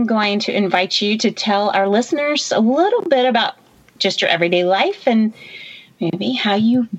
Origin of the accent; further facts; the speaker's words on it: Baton Rouge, Louisiana, United States; I actually was born and raised in Louisiana, so it's always nice. Yes. Down south in Baton Rouge.